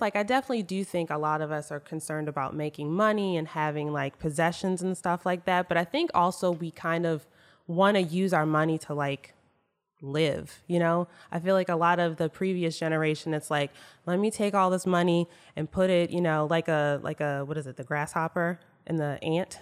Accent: Maryland, United States; I grew up in Maryland

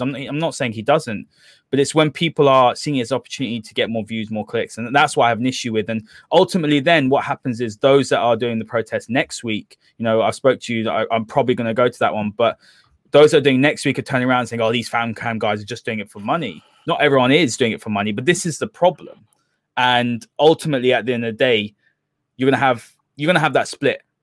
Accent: London, United Kingdom; I'm not from Manchester. you know, I'm from London way as well.

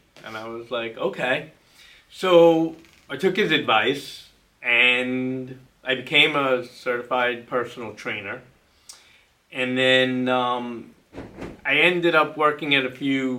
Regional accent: Plainview, New York, United States; I grew up in Plainview, Nassau County

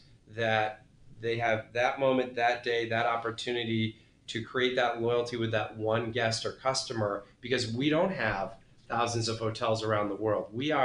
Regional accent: New England, United States; I'm from New England

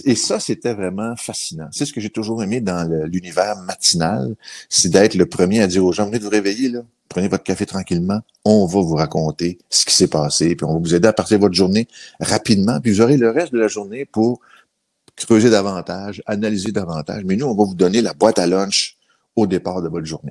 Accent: Laval, Quebec, Canada; also born or lived in Shawinigan, Quebec; je suis parti de là, j'avais même pas deux ans parce que le travail avait appelé mon père dans la région métropolitaine. On a déménagé dans le secteur de Laval. Et euh, j'ai beaucoup plus de souvenirs de la ville de Laval

